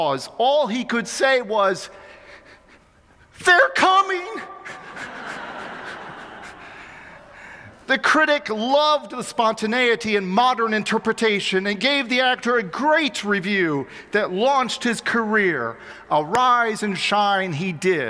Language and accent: English; Xenia, Ohio, United States; moved away; I was almost 12 years old, growing up in my hometown of Xenia, Ohio